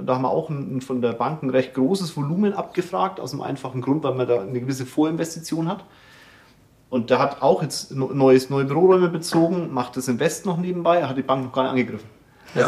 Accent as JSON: {"language": "German", "town": "Kulmbach", "region": "Bavaria", "country": "Germany", "said": "Ich komme ja selber aus Kulmbach"}